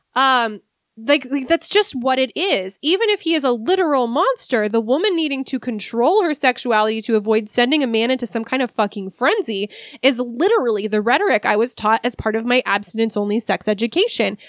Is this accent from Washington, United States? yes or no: yes; Seattle, Washington, United States; I'm from the Seattle area. Um, I grew up here. I've lived here my whole life.